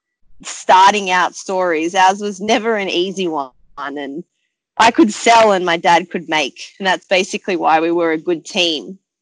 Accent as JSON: {"language": "English", "town": "Sydney", "region": "New South Wales", "country": "Australia", "tie": "born or raised there", "said": "They left South Africa, chose to come to Sydney, came here with my older brother and sister, and my dad continued leather work, and I was born in Australia"}